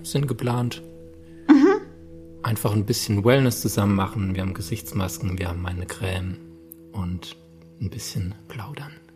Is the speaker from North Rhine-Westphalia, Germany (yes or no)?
no; Landau, Rhineland-Palatinate, Germany; moved away; ich komme aus Landau, Landau in der Pfalz